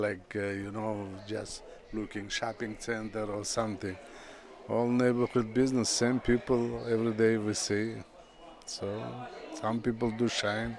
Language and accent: English; Uzbekistan; English is a second language; moved away as an adult; I am from Uzbekistan. I come here 60 years old without language, nothing